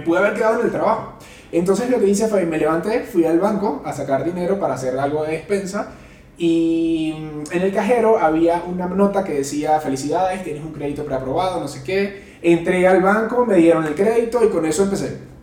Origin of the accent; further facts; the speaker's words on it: Venezuela; moved away as an adult; now in Mexico City, Mexico; ya tengo seis años viviendo en Ciudad de México, soy venezolano